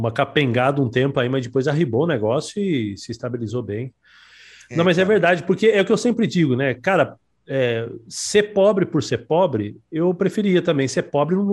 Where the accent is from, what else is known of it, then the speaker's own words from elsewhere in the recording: Brazil; Eu amo o Brasil, né? Eu, pelo amor de Deus, eu sou brasileiro mesmo